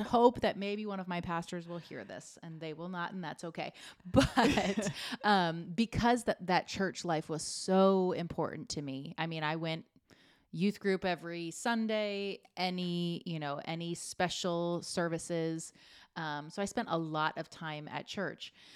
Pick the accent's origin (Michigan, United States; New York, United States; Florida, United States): Florida, United States; Fort Myers; I stayed in my hometown to go there.